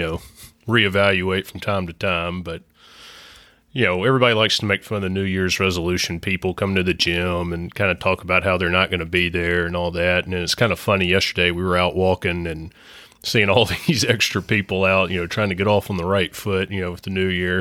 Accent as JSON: {"language": "English", "region": "Mississippi", "country": "United States", "tie": "born or raised there", "said": "growing up in Mississippi"}